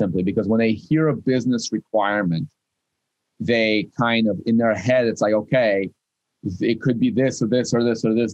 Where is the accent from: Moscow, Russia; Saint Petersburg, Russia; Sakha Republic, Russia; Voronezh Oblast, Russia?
Moscow, Russia; English is a second language; also born or lived in Kyiv, Ukraine / San Francisco, United States; now in Boston, United States; I was born in Kiev. I moved to Moscow. I grew up in Moscow.